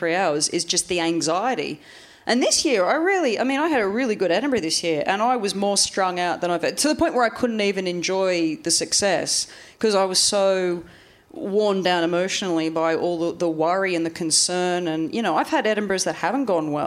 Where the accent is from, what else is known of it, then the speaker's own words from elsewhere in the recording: Australia; moved away; growing up in Australia